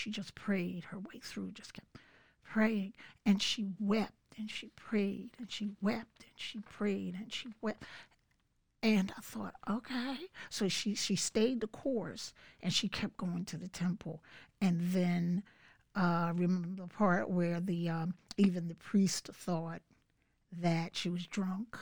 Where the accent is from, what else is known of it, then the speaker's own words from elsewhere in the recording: Philadelphia, Pennsylvania, United States; moved away as an adult; now in Bucks County, United States; Grew up in Philly